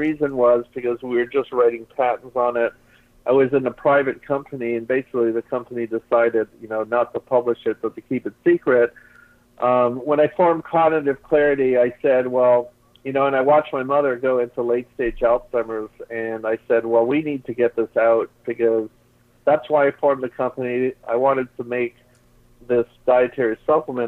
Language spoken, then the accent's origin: English; Toronto, Ontario, Canada; moved away; also born or lived in Bowling Green / Kingston, Ontario / Seattle; I was born in Toronto, so I have a lot of family there, originally Canadian